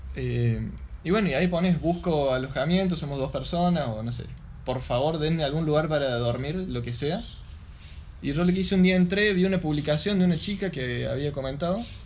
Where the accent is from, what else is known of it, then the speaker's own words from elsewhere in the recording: Argentina; yo les decía que era argentino